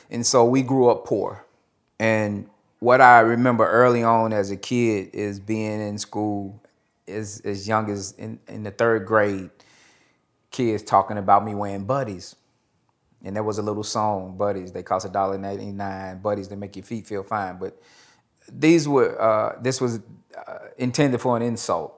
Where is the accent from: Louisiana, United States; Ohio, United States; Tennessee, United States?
Tennessee, United States; Nashville; I am originally from Nashville, Tennessee. I was born to a single parent mother.